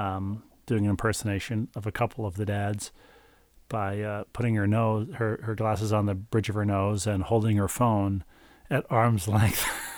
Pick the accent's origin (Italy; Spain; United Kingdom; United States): United States; Bloomington / Richfield, Minnesota; It turned into Best Buy, whose headquarters were in my hometown. Well, at 494 and 35W on the Bloomington Richfield, on the lawless border regions between Bloomington and Richfield.